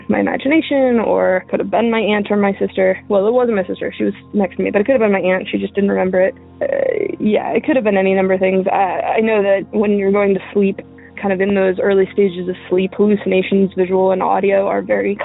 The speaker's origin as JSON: {"language": "English", "region": "Ohio", "country": "United States", "moved": "yes", "said": "I'm from Ohio originally"}